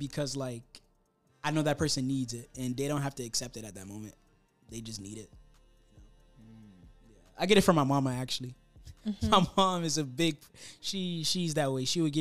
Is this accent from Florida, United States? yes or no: yes; Miami, Florida, United States; I'm from Miami